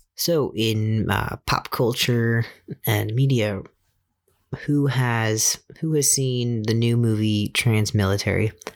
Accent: Fairfax County, Virginia, United States; moved away; Since I was born in Virginia and my home of record is Virginia

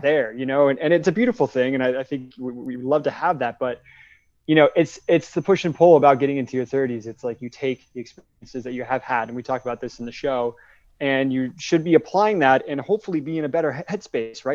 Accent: West Coast, United States; moved away as an adult; also born or lived in Wilmington, North Carolina; I, I grew up on the West Coast

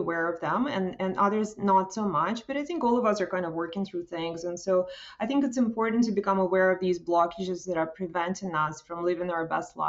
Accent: Russia; now in Toronto, Canada; I come from Soviet Union, former Soviet Union

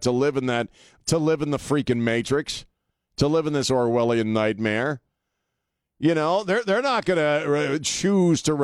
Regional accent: Annapolis, Maryland, United States; now in San Antonio, United States; I grew up in that area. I grew up just outside of Annapolis

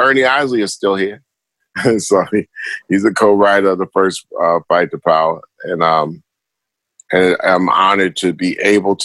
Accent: New York, United States; growing up in New York, it was always there

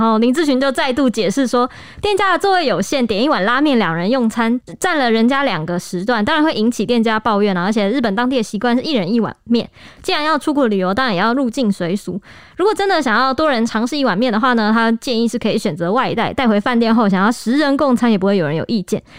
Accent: Taiwan; 我们台湾

